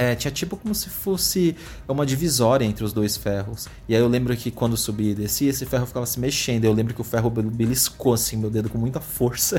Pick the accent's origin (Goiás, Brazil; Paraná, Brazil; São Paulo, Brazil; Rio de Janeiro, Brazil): São Paulo, Brazil; Itapecerica da Serra; Nasci em São Paulo mesmo, lá no centro. E vivi a minha vida inteira em Tapecerica da Serra, que fica na zona sul de São Paulo